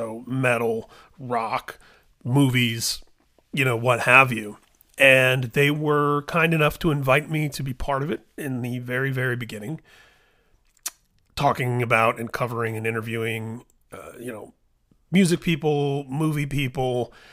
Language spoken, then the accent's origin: English; Midwest, United States; But you know, Corey and I were born the same year. We're both from the Midwest and we have so many of the same cultural reference points.